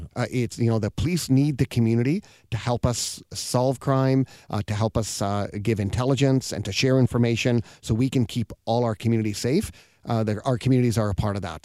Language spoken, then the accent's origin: English; British Columbia, Canada; I'm born here, so I'm, I'm Canadian